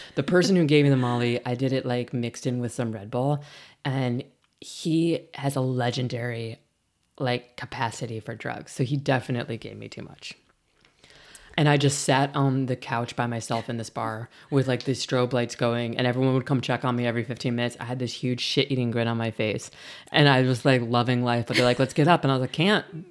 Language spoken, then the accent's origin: English; Midwest, United States; also born or lived in Illinois; now in San Francisco Bay Area, United States; I'm from the Midwest